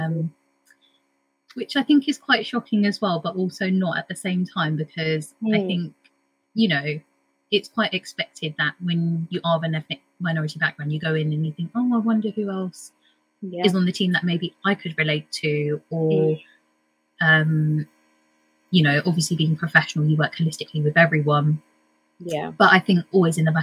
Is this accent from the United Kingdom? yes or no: yes; United Kingdom; I'm a British Indian